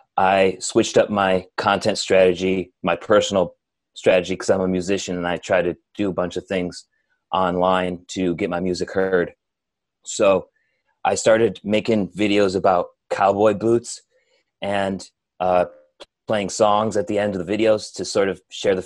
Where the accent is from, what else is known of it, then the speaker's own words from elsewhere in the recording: Geneseo, New York, United States; now in Boston, United States; Upstate New York, Western New York, Geneseo.